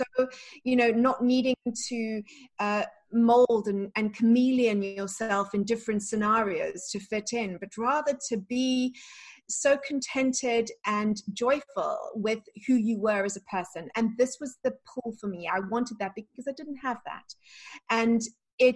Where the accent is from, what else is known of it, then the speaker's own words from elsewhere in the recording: South Africa; also born or lived in London, United Kingdom; now in Florida, United States; the life that I had growing up in South Africa